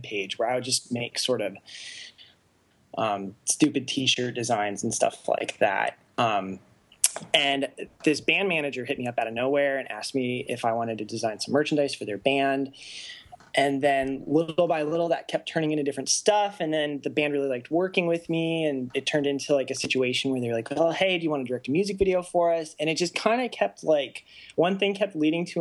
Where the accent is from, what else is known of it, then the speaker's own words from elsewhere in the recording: Arizona, United States; moved away as an adult; also born or lived in Japan / Tempe, Arizona; now in Los Angeles, United States; I was born in Japan. I lived there for about 3 or 4 years, and then I was really raised in Arizona